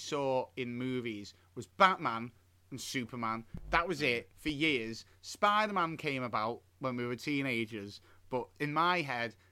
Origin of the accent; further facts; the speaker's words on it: United Kingdom; we're British.